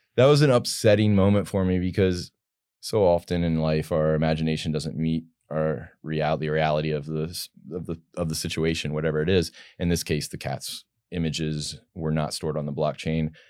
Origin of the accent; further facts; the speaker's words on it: Virginia, United States; I'm from Virginia originally